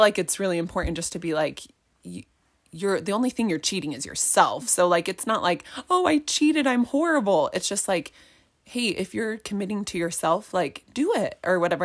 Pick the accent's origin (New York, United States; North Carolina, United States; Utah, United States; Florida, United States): Utah, United States; Highland; also born or lived in Eagle Mountain, Utah; I grew up in Highland, so it's not super far from where we live in Eagle Mountain.